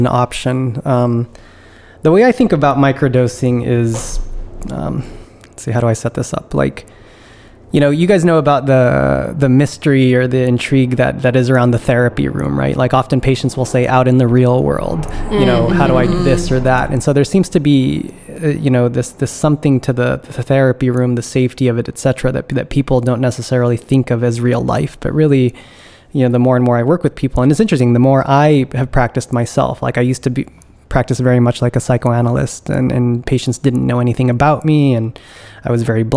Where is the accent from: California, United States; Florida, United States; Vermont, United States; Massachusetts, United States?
California, United States; moved away as an adult; now in East Coast, United States; I'm originally from California